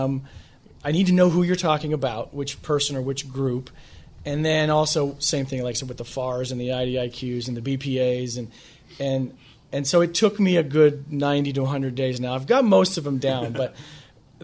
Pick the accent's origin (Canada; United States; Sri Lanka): United States; Midwest; moved away as an adult; now in Washington, D.C., United States; I come from the Midwest, and I'm in flyover country